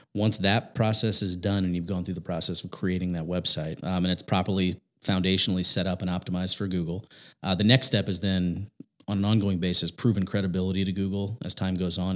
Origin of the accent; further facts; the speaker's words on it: Indiana, United States; born and raised in Indiana